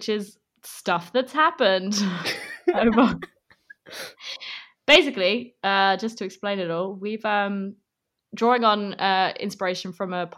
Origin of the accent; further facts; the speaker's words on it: England, United Kingdom; we're also English